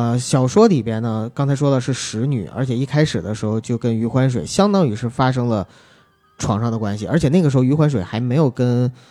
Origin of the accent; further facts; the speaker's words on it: Northeast China, China; 因为我们东北话说就蹭秃噜皮了